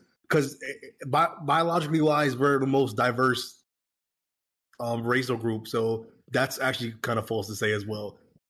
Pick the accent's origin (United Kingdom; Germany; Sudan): Sudan; I'm from Sudan